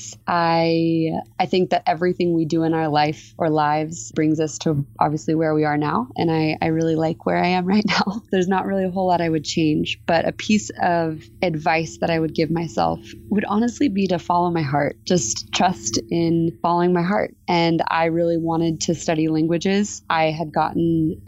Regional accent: United States; moved away as an adult; now in Mexico City, Mexico; as an American

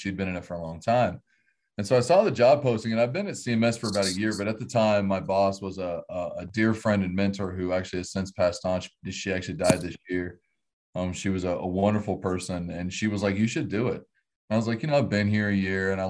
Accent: Hays, Kansas, United States; moved away as an adult; also born or lived in Colorado; I'm from Kansas. I was born and raised here, here in Hayes, Kansas.

